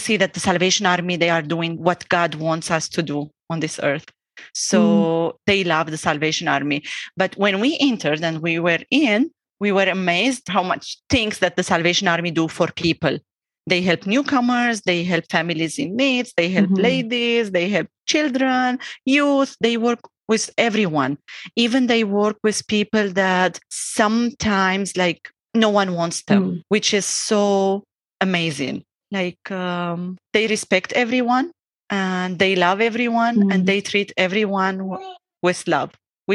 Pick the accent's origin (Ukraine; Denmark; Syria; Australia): Syria; moved away as an adult; also born or lived in Lebanon; now in Calgary, Canada; My husband and I, we are originally from Syria